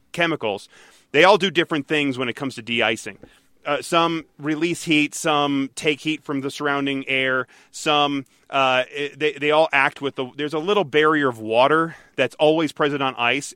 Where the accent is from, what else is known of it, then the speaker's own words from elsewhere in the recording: Detroit, Michigan, United States; growing up in Michigan, in Detroit